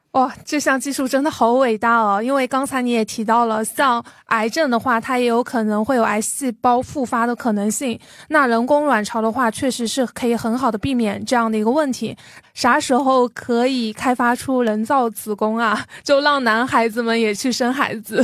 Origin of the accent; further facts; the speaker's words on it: Jiangxi, China; 我作为一个江西人，我小时候看电视